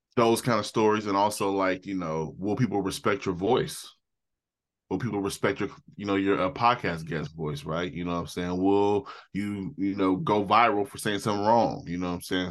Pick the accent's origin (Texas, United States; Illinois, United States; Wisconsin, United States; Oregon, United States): Oregon, United States; Portland; I'm from Portland, Oregon.